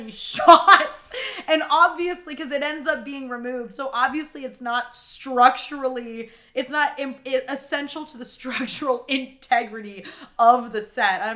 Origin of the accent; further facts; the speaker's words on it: Texas, United States; also born or lived in Ohio; I'm originally from Texas.